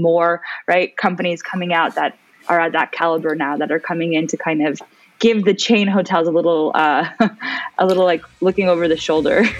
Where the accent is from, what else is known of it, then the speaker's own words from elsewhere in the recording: United States; moved away as an adult; also born or lived in Switzerland / Dubai; as an American